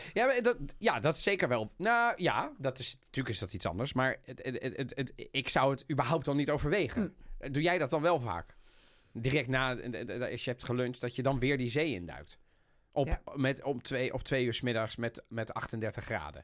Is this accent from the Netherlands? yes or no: yes; The Hague, South Holland, Netherlands; ik als kleine jongen in Den Haag